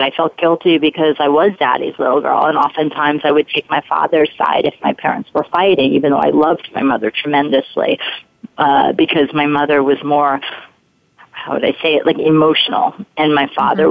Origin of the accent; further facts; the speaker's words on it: New York City, New York, United States; accent: Brooklyn; I grew up in Brooklyn. um, spent a lot of money to get rid of that accent, but here it comes up again